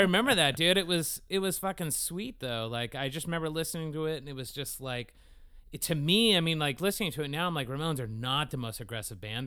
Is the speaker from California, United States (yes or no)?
yes; Concord, California, United States; I was born in Concord, California